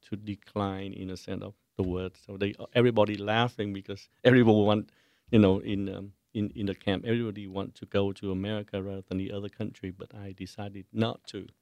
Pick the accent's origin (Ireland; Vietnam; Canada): Vietnam; Ho Chi Minh City; moved away; also born or lived in Los Angeles / San Jose; I was born in, in, in, in Saigon and I lived in Saigon, uh, before the wars were ended